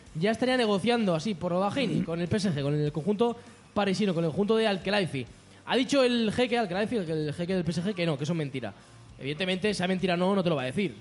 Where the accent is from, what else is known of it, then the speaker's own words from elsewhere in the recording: Barcelona, Catalonia, Spain; aquí en Barcelona tenemos la suerte. Los que somos de Barcelona podemos ir a la playa